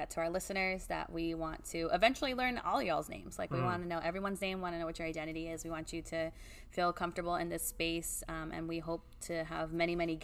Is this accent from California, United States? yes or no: yes; Oxnard, California, United States; my location, South Oxnard. I'm always big on saying I'm from the South Side. It's who I was born and bred there